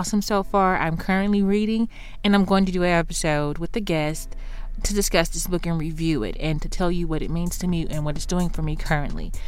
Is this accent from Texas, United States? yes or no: yes; Houston, Texas, United States; moved away; I'm from Houston